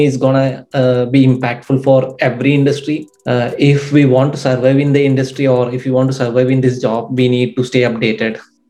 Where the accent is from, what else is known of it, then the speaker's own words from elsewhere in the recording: India; English is a second language; Yeah, I'm from India.